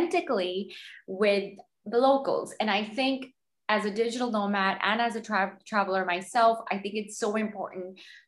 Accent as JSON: {"language": "English", "country": "Canada", "moved": "yes", "lives_now": "Portugal", "said": "I'm a Canadian"}